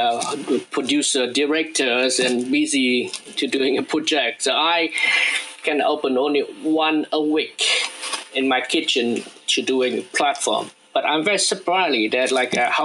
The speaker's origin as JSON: {"language": "English", "town": "Van Don", "region": "Quang Ninh", "country": "Vietnam", "tie": "born or raised there", "second_language": "English", "moved": "as an adult", "lives_now": "Bristol, United Kingdom", "said": "I'm born in a very small town in the north of Vietnam named Vân Đồn, near Ha Long Bay"}